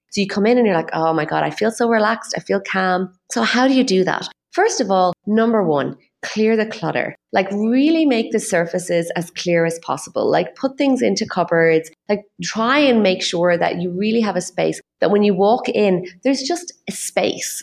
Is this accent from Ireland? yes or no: yes; Ireland; my own background as an Irish person